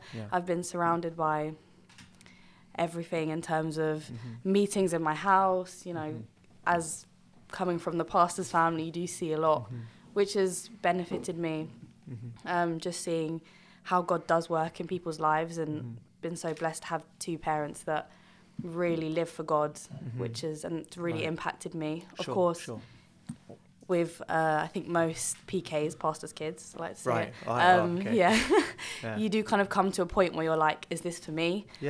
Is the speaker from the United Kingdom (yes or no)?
yes; London, United Kingdom; moved away as an adult; now in Birmingham, United Kingdom; I study at BCU in Birmingham, of course. I'm originally from London, grew up in London, from London. My ethnicity, I'm half Jamaican, half English.